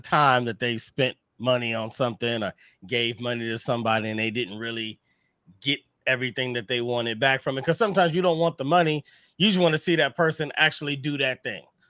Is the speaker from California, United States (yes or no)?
no; Missouri, United States; we're both from Missouri